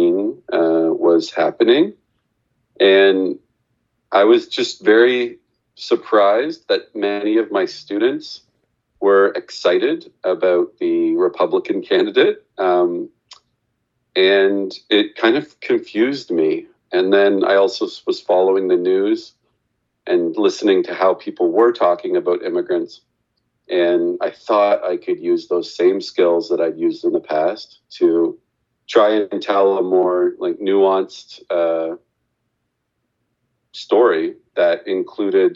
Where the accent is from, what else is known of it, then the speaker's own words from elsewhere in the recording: Canada; I'm from Canada, but I am the son of two immigrants to Canada